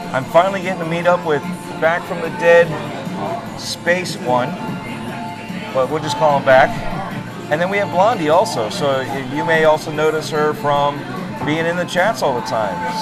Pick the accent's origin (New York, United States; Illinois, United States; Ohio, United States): Illinois, United States; Chicago; I'm from Chicago